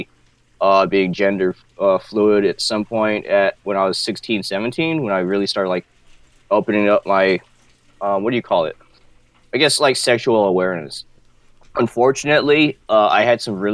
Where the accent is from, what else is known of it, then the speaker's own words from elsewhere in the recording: Wailuku, Hawaii, United States; I'm from, born and raised in Maui, Hawaii. Currently live here, Wailuku.